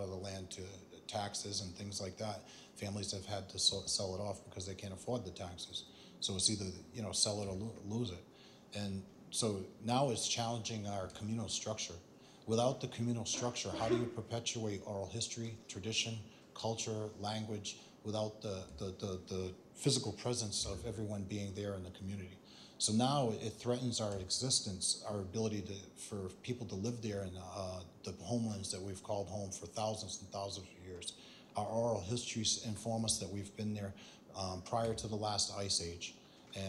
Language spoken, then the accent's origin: English; Mashpee, Massachusetts, United States; growing up in Mashpee